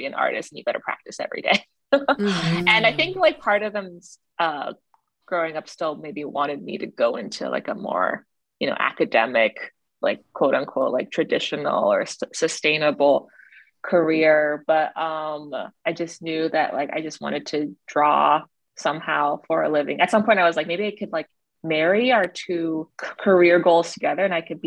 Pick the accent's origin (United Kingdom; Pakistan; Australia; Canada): Canada; Toronto, Ontario; also born or lived in China; I grew up in Toronto, Canada. My parents immigrated from China when I was 2 years old.